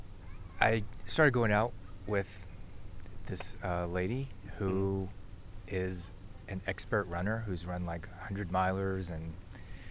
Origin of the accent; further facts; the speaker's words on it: Mississippi, United States; moved away as an adult; now in New Orleans, United States; I am originally from Mississippi